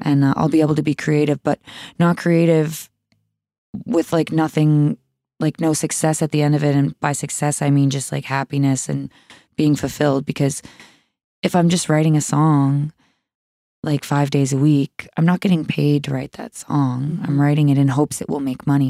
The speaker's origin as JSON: {"language": "English", "town": "Sydney", "region": "Nova Scotia", "country": "Canada", "tie": "born or raised there", "said": "I grew up in Cape Breton"}